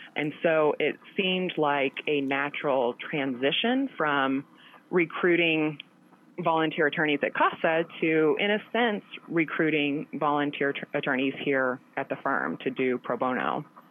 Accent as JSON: {"language": "English", "town": "Chaffee", "region": "Missouri", "country": "United States", "tie": "born or raised there", "also_born_or_lived": "Columbia, Missouri", "moved": "as an adult", "lives_now": "Kansas City, United States", "said": "I grew up in a very small town in the southeastern part of Missouri called Chaffee"}